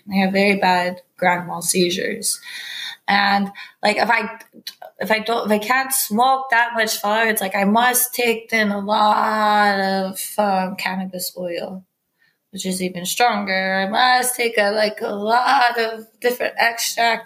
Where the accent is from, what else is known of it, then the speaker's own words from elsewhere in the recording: San Diego, California, United States; moved away as an adult; also born or lived in Garberville, California; now in Safed, Israel; we're from San Diego, California, which borders Mexico